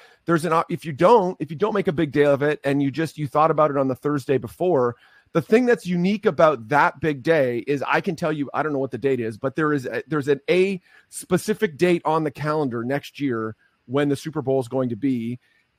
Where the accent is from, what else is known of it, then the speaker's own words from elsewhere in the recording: Canada; I am Canadian, don't hold it against me, although I mostly serve American churches.